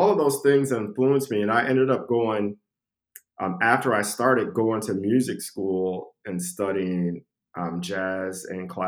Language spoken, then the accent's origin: English; Saginaw, Michigan, United States; also born or lived in Toledo; So, I was born in Saginaw, Michigan, and I was raised partially there.